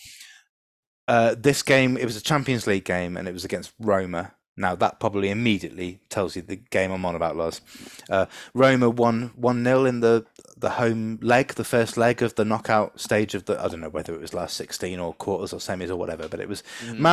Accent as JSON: {"language": "English", "region": "London", "country": "United Kingdom", "tie": "born or raised there", "said": "I was born basically in Shepherd's Bush, Hammersmith, so I should be a QPR fan if you're going by proximity to your birthplace"}